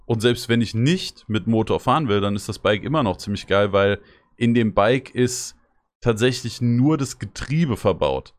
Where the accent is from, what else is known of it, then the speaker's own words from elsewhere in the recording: Rodgau, Hesse, Germany; Ich wohne zwar nicht mehr in Rottgau, aber ich, hab, ich bin ja in Rottgau aufgewachsen